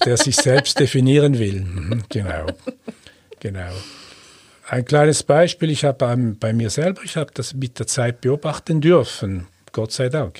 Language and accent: German; Switzerland; accent: Swiss German